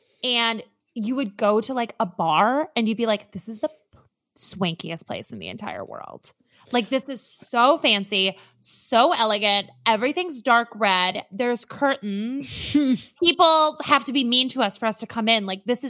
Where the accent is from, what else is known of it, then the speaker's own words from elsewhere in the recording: Minnesota, United States; I grew up in Minnesota. I'm from like a very rural town.